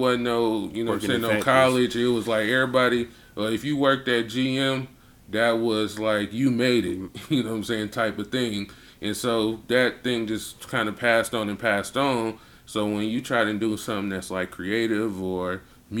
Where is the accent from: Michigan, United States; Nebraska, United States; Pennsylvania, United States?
Michigan, United States; Flint; growing up in Flint was the shit